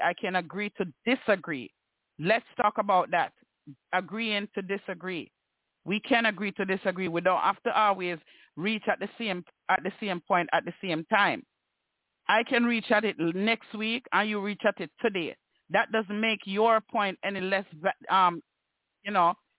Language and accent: English; Jamaica; I am a Jamaican. So I refer to my culture and how I see the Jamaican men in my culture act.